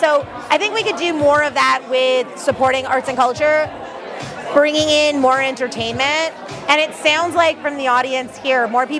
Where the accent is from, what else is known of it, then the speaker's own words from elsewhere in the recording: Toronto, Ontario, Canada; I was born in Rexdale, which kind of feels like the original Vaughan. But I grew up going to Canada's Wonderland.